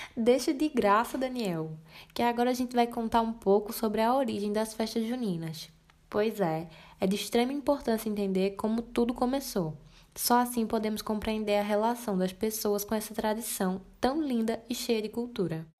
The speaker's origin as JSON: {"language": "Portuguese", "town": "Bezerros", "region": "Pernambuco", "country": "Brazil", "said": "eu sou aqui de Bezerros"}